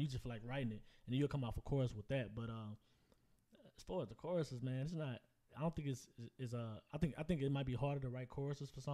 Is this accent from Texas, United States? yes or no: yes; Houston, Texas, United States; I'm from Houston